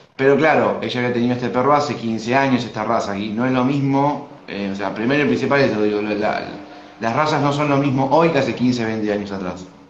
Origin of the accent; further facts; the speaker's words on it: Argentina; soy de Argentina